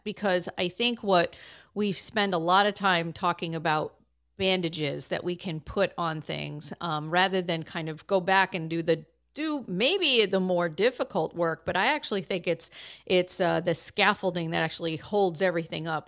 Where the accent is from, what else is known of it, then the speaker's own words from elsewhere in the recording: Massachusetts, United States; my home state of Massachusetts